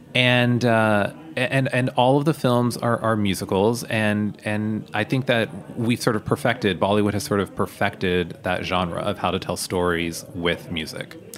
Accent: United States; being born here and being raised here

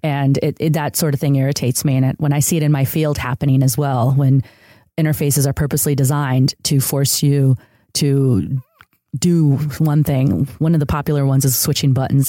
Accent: outside of Chicago, Illinois, United States; born or raised there; first language Spanish; English is a second language; also born or lived in San Diego; now in Los Angeles, United States

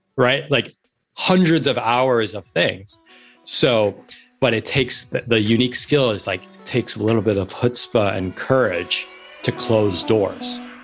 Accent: New York City, New York, United States; moved away as an adult; now in Manhattan Beach, United States; I'm a born and bred New Yorker. I grew up in New York City. I was born in the East Village.

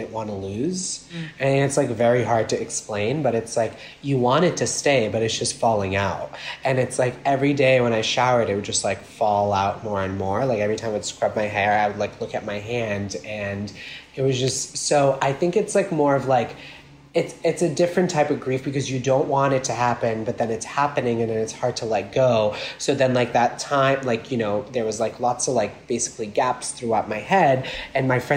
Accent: Anfeh, North Governorate, Lebanon; now in Brooklyn, United States; I was born and raised in Lebanon. So I was born I lived in a very small town up north of Lebanon, right on the beach, called Anfe

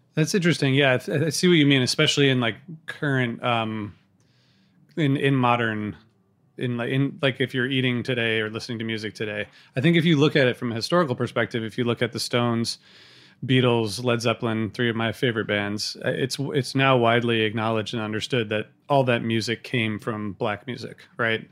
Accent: Midwest, United States; I grew up in the Midwest

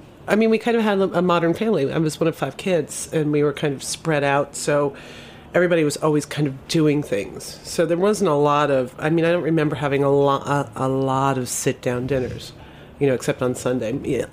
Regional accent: Scranton, Pennsylvania, United States; I grew up outside of Scranton, Pennsylvania.

